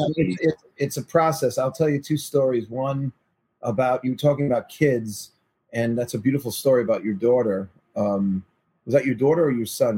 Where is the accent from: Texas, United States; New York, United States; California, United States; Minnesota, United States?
New York, United States; New York City; I'm from Forest Hills, Queens.